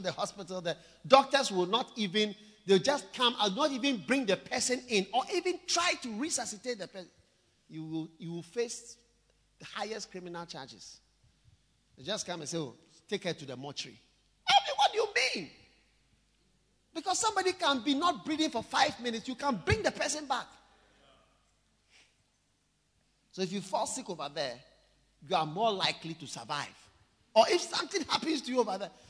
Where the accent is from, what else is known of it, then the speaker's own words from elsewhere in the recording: Ghana; also born or lived in Switzerland; I'm equally Swiss as I am Ghanaian. My mother is from Switzerland, my father is from Ghana